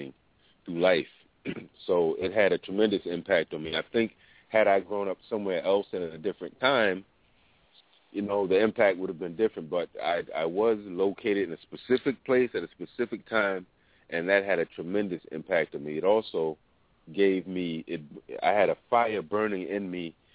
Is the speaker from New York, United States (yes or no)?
yes; New York City, New York, United States; the time period in which I grew up in Harlem